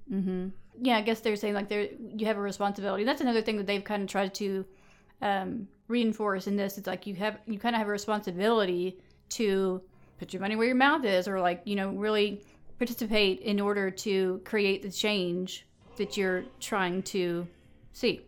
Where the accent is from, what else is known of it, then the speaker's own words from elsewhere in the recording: the South, United States; growing up in the South